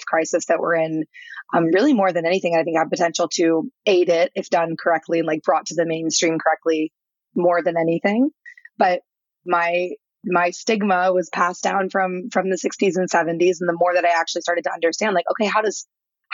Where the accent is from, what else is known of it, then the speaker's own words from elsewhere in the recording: St. Louis, Missouri, United States; I'm from Missouri. I did not grow up with, any understanding of psychedelics. I'm literally from the middle of nowhere in St. Louis